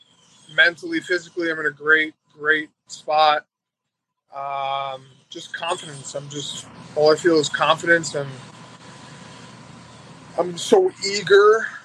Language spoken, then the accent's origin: English; New York, United States; now in Delray Beach, United States; I'm from New York.